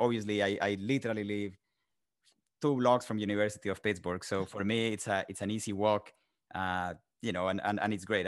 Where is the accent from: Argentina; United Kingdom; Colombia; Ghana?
Colombia; English is a second language; moved away as an adult; now in United States; I'm originally from Colombia, South America. I was born and raised there. Spent the first 20 years of my life there. Started my career, did my undergrad there, and then came to the United States.